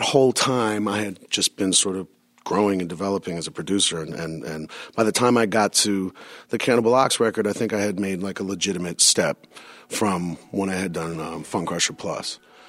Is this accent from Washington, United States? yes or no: no; New York, United States; And, and you know, for being a New Yorker, that was more identifiable to me than any other type of music at the time.